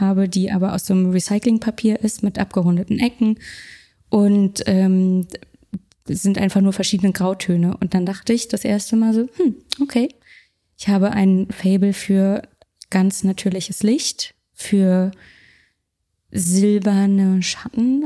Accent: Berlin, Germany; Ich komme aus Berlin. Ich komme aus Deutschland.

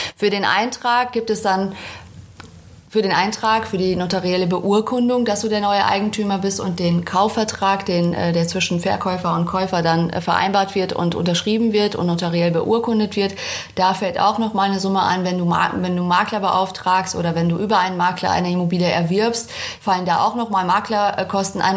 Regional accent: Münster, North Rhine-Westphalia, Germany; moved away as an adult; now in Cologne, Germany; 2014 bin ich nach Köln gezogen. Zudem bin ich auch noch umgezogen. Ich komme aus Münster in Westfalen

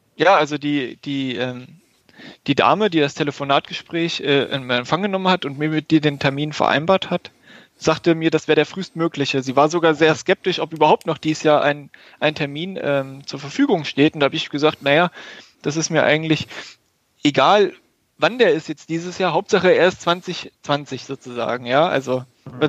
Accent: Germany; also born or lived in Göttingen; nach Göttingen, also 20, 25 Kilometer von meinem Geburtsort entfernt

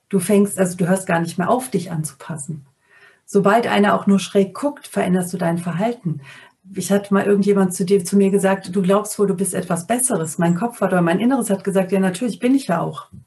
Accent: North Rhine-Westphalia, Germany; Also ich bin am Niederrhein aufgewachsen und habe zu dem Zeitpunkt in der Nähe von Mörs, Duisburg gewohnt

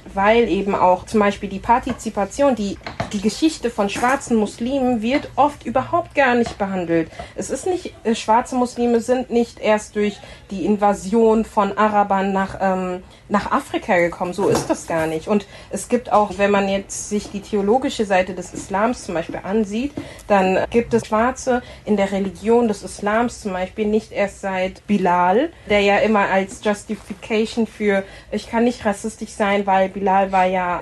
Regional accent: Frankfurt, Hesse, Germany; moved away; also born or lived in Berlin; Ich komme aus Frankfurt, habe bis letztes Jahr Juli in Berlin

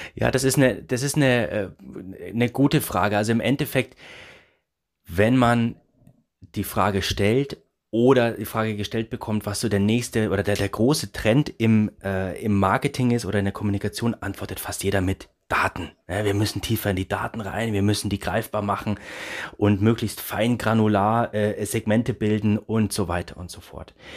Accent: Erlangen, Bavaria, Germany; jetzt bin ich gebürtiger Erlanger

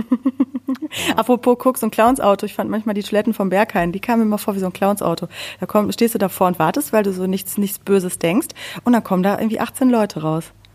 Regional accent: Sauerland, North Rhine-Westphalia, Germany; born or raised there

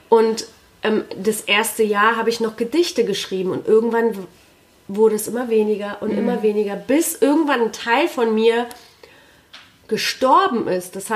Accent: Poland; ich bin in Polen zur Schule gegangen

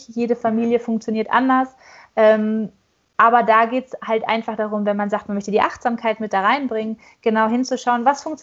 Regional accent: North Rhine-Westphalia, Germany; born there; accent: Ruhrpott; dass ich auch gebürtig aus dem Ruhrgebiet komme und für mich ist es einfach auch so ein schönes Heimatgefühl, euch daher quatschen zu hören, so richtig schön frei Schnauze in Ruhrpottart.

